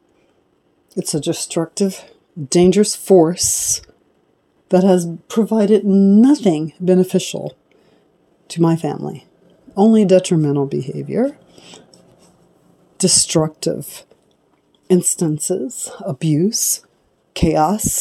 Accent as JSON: {"language": "English", "country": "United States", "tie": "born or raised there", "said": "I was born in America, born black in America"}